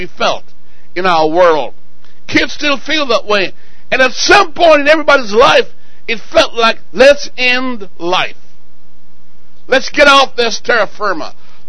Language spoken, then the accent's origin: English; Jamaica; born there; also born or lived in England; Now, I was born in Jamaica, and as a kid, I thought, why would I be born? I lived in England and asked the question, what am I doing here?